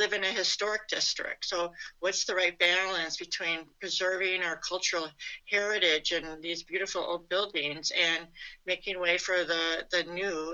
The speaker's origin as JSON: {"language": "English", "town": "Chicago", "region": "Illinois", "country": "United States", "tie": "born or raised there", "moved": "as an adult", "lives_now": "Madison, United States", "said": "I grew up in Chicago"}